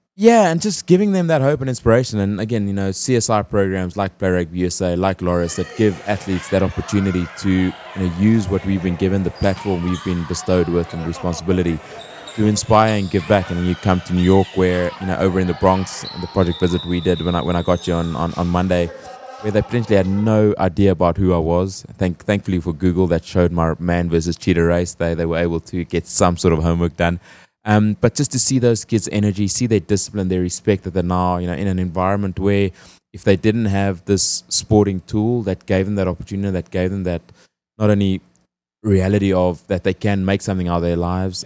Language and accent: English; South Africa; moved away; As a South African